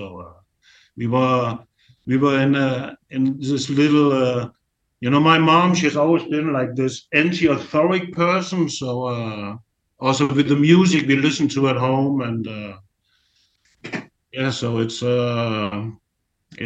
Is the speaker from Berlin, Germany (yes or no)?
no; near Dresden, Saxony, Germany; moved away; also born or lived in West Coast, Denmark / Copenhagen, Denmark; I was born in 70 and near Dresden, south of Dresden.